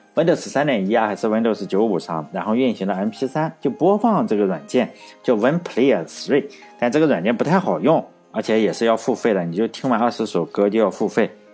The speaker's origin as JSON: {"language": "Chinese", "town": "Laiwu", "region": "Shandong", "country": "China", "tie": "born or raised there", "said": "我老家是莱坞的，我们这个宣传也是自己叫好莱坞"}